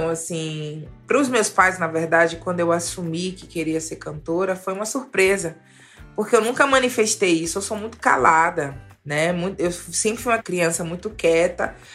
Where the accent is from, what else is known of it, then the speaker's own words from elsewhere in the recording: Salvador, Bahia, Brazil; eu sou de Salvador, que é uma cidade extremamente musical.